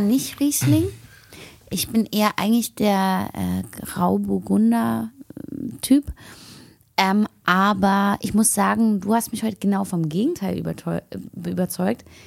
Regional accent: Berlin, Germany; Ich komme aus Berlin

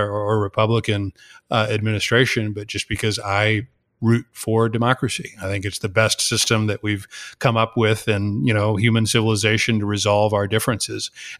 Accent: Texas, United States; I'm originally from Texas, but started my adventures in Argentina more than 20 years ago.

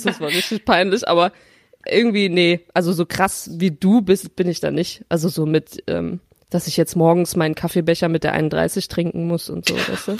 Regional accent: Rhineland, Germany; in meiner Heimatstadt äh, im, im schönen Rheinland

